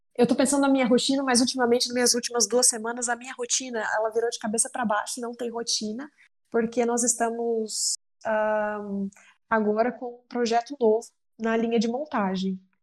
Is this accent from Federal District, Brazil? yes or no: no; Uberlândia, Minas Gerais, Brazil; eu sou natural de Uberlândia, Minas Gerais